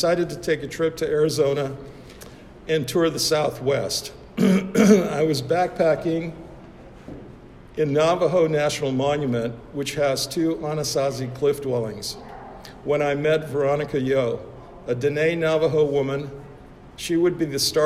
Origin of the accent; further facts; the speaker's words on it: Budapest, Hungary; moved away; also born or lived in United States; I was born in Budapest, Hungary